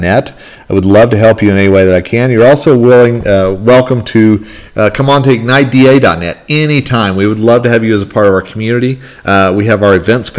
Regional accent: northern Colorado, United States; my hometown yesterday here in northern Colorado

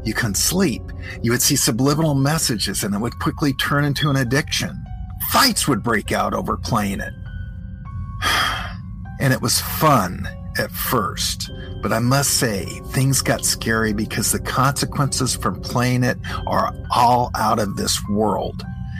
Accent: Portland, Oregon, United States; Polybius came to the city where I grew up in Portland, Oregon.

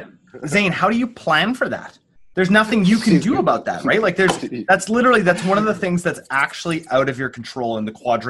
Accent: British Columbia, Canada; I'm Canadian, so I look down to America, like I can see right there.

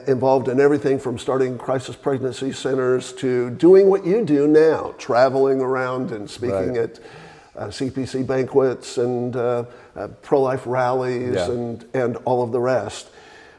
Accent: Texas, United States; now in Franklin, Tennessee, United States; I was raised, born and raised in Texas

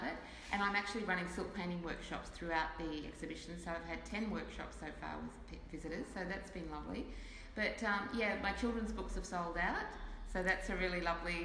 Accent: North Queensland, Australia; now in Ballina, Australia; I grew up in North Queensland, and so I did a lot of diving when I was younger.

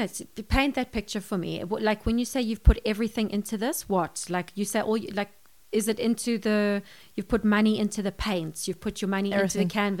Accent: United Kingdom; also born or lived in London; I'm British also, actually.

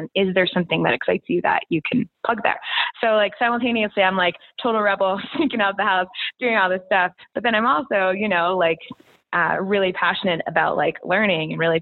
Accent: Connecticut, United States; I grew up in Connecticut, oldest of five girls

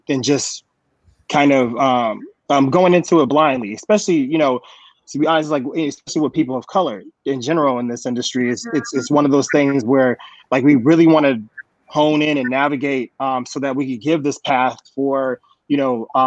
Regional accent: San Jose, California, United States; I'm from San Jose, California

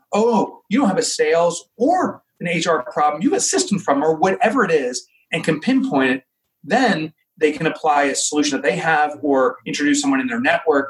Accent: Boonton, New Jersey, United States; from New Jersey. I grew up in Booton. I'm back in Booton

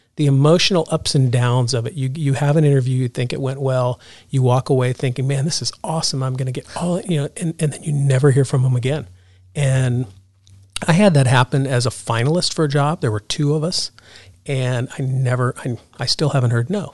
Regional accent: Ohio, United States; moved away; I grew up in Ohio, went to Ohio State

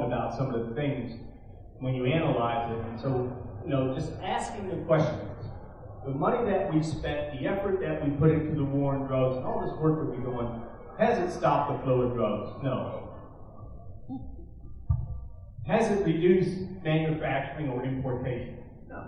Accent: Baltimore, Maryland, United States; In Baltimore City, my hometown

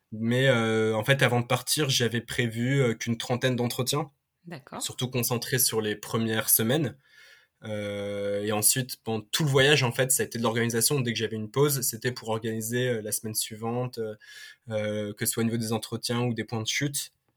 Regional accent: Paris, Île-de-France, France; je suis parisien, je suis euh, né à Paris, j'ai grandi

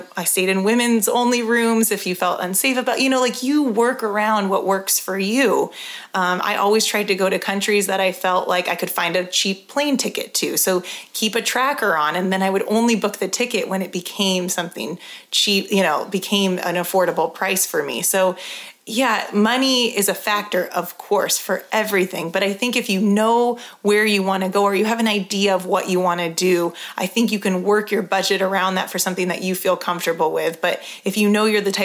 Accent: California, United States; now in Colorado, United States; I'm from California, you know, I live in Colorado

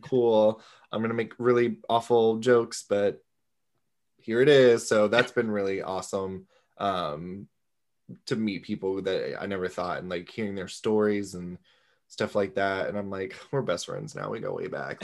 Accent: Florida, United States; where are you from?" Florida

